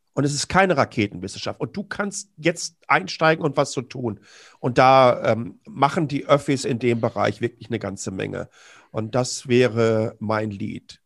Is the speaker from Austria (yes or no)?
no; Ruhr area, North Rhine-Westphalia, Germany; Ich komme ja direkt aus dem Ruhrgebiet